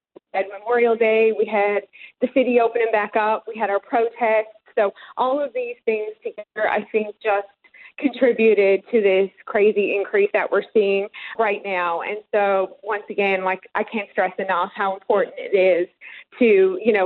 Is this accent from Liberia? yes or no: no; Colliers, Newfoundland and Labrador, Canada; moved away as an adult; now in Houston, United States; I am. Born and raised in Colliers, Newfoundland